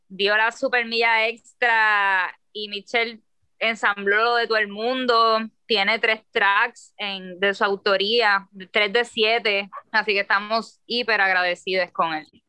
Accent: Puerto Rico; soy una escritora boricua

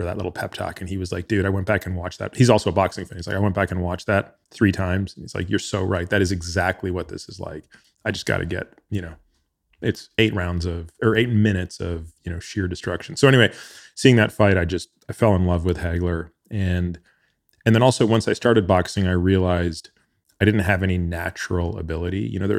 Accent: Ontario, Canada; Yeah. I grew up outside of Toronto.

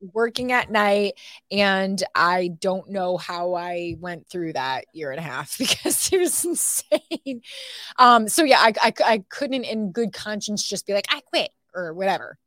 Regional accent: Toledo, Ohio, United States; moved away as an adult; now in Texas, United States; I grew up watching this station, J, t, W T O L eleven in my hometown.

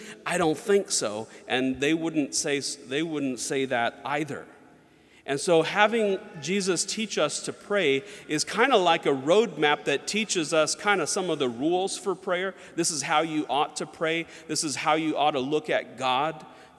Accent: Georgia, United States; also born or lived in North Carolina; And when I was growing up, I grew up a lot in the South, like Georgia and North Carolina, and a lot of my friends were Southern Baptist.

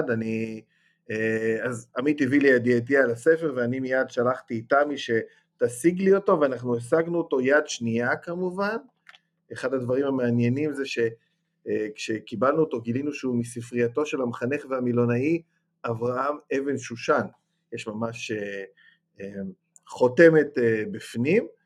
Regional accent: Ma'alot-Tarshiha, Northern District, Israel; אני זוכר כך לפחות מילדותי, כי אני גדלתי במעלות

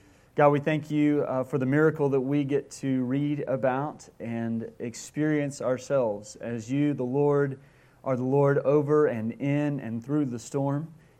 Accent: Mobile, Alabama, United States; I grew up on the Gulf Coast in Alabama, in Mobile, Alabama.

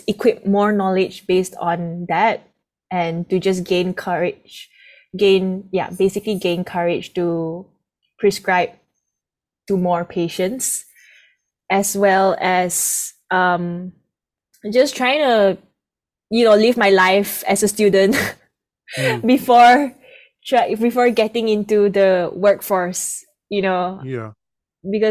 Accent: Kuching, Sarawak, Malaysia; now in Kuala Lumpur, Malaysia; I'm actually from a small island called Borneo. And in Borneo, there's this city called Kuching, Sarawak. So that's where I'm actually from.

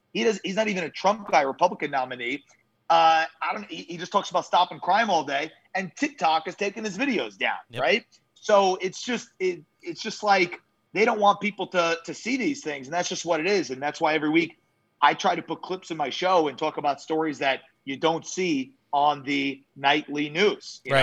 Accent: New York, United States; moved away; also born or lived in Jacksonville, Florida; Growing up in New York

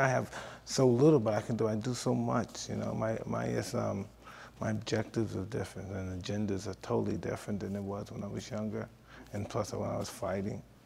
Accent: New York City, New York, United States; I come from Brownsville

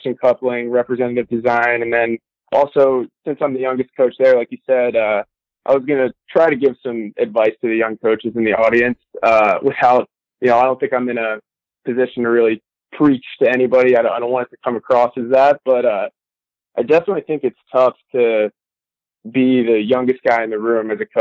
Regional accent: New Jersey, United States; moved away as an adult; also born or lived in Louisiana; I grew up in New Jersey

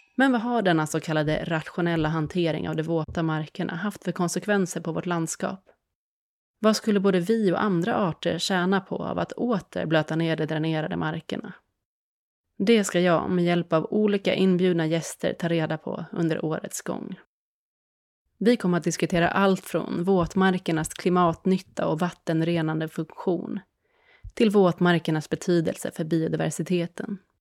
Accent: Sweden; den här relationen som vi svenskar har till vattenområden

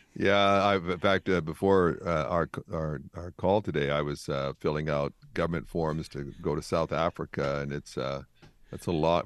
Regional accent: Canada; I grew up in Canada

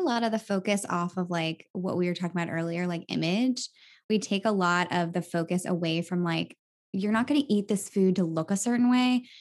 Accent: Virginia, United States; moved away as an adult; also born or lived in New York; my hometown of Virginia

